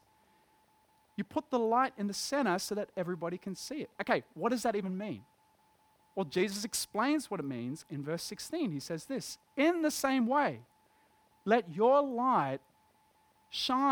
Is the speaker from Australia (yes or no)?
yes; Dapto, New South Wales, Australia; I grew up in Dapto, in West Dapto